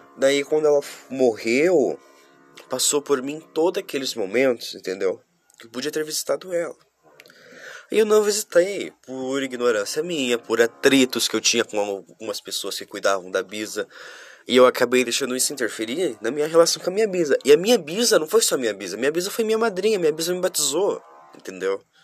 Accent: Curitiba, Paraná, Brazil; eu sou de Curitiba, capital do Paraná, isso mesmo, eu sou sulista

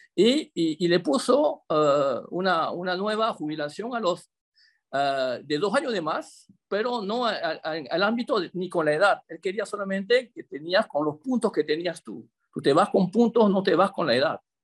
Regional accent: Chame, Panamá Oeste, Panama; moved away as an adult; also born or lived in Paris suburbs, France; now in Gretz-Armainvilliers, France; nativo de Chame, soy un chamero

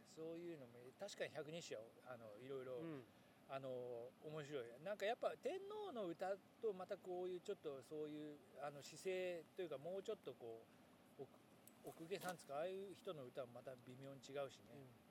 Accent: Yamaguchi, Japan; moved away; 山口かうちの田舎だけかもしれないけど土曜の午後に突然ガバチョっていうのをやっていて

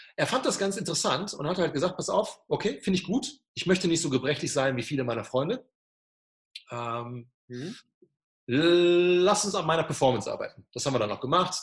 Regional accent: Germany; da war ich der einzige Deutsche

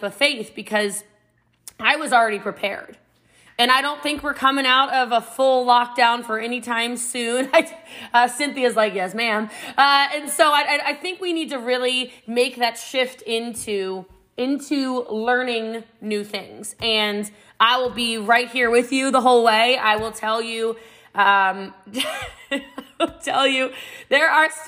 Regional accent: Middletown, Maryland, United States; I'm from Middletown, Maryland. It's about an hour outside of D.C., a small country town, and Frederick County, Maryland. And I grew up before it was what it is now

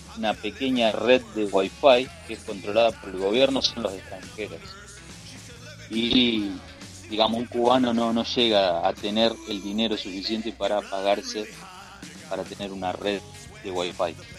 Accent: Rosario, Santa Fe, Argentina; soy argentino y soy de la ciudad

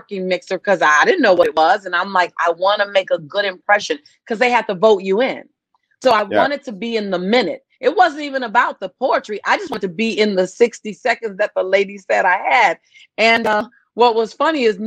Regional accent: Los Angeles, California, United States; moved away as an adult; also born or lived in San Diego, United States; now in Nassau, Bahamas; I grew up in Los Angeles

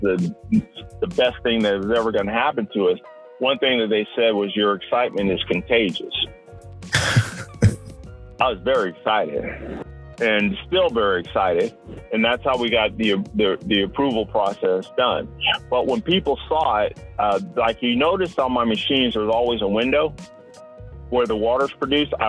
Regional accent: Columbus, Georgia, United States; I'm from Columbus

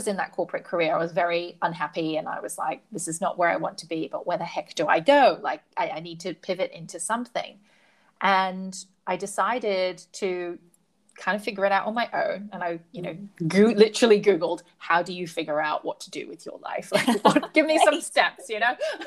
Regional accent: Hong Kong; And I grew up in Hong Kong, so it's tall, shiny buildings and real estate

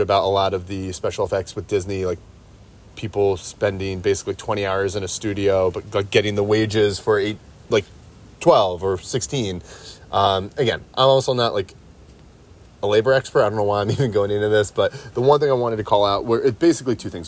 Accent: United States; as an American, um, uh, obviously as an American historian

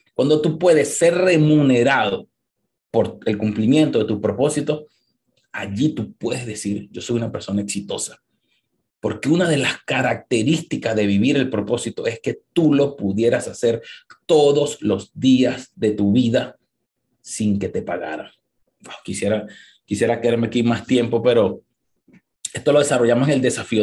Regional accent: Venezuela; now in United States; los que somos venezolanos

